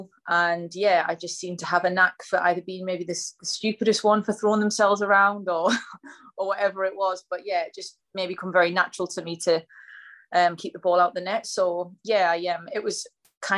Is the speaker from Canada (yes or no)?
no; the Northeast, North East England, United Kingdom; accent: Geordie; also born or lived in London; So I'm from the Northeast.